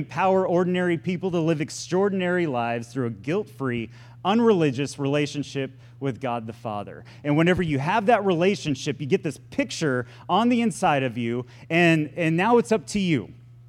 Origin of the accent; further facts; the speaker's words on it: Florida, United States; born there; also born or lived in Texas / Wisconsin / Point Comfort, Texas; I moved a lot whenever I was a kid. And I mean, I was born in Florida. We moved to Texas.